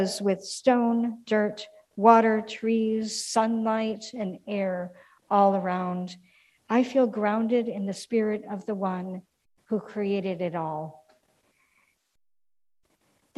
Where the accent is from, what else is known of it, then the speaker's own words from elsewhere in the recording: Minneapolis, Minnesota, United States; now in St. Louis, United States; my hometown of Minneapolis